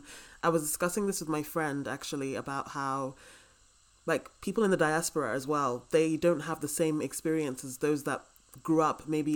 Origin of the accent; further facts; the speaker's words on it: United Kingdom; we all grew up with like Greek mythology in Britain, and we may be black and everything